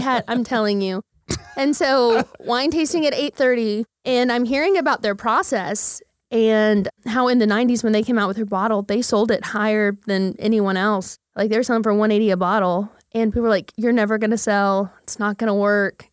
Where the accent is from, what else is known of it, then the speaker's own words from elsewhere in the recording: Midwest City, Oklahoma, United States; moved away as an adult; also born or lived in Dallas; born and raised Midwest City